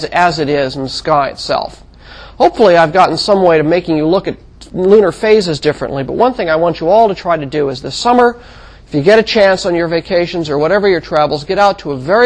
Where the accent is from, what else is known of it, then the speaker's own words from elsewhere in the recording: Mojave Desert, California, United States; When I was a child, I grew up in the Mojave Desert of California